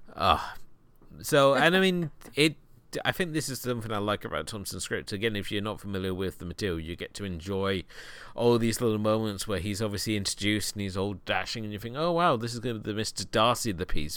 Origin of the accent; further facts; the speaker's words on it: United Kingdom; being a Brit